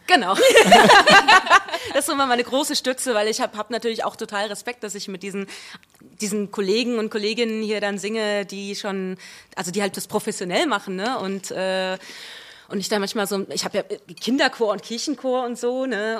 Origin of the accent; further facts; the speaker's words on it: Wiesbaden, Hesse, Germany; accent: Hessian; da bin ich geboren und aufgewachsen äh, in Spießbaden